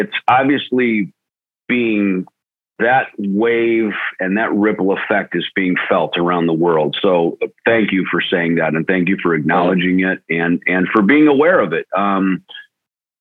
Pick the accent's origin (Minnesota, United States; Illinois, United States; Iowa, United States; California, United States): Minnesota, United States; Jackson; moved away; I grew up in the Midwest.